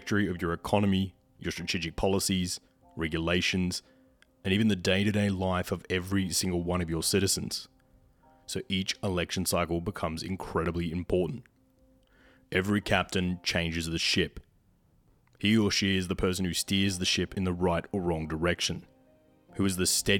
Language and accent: English; Australia; here in my home country of Australia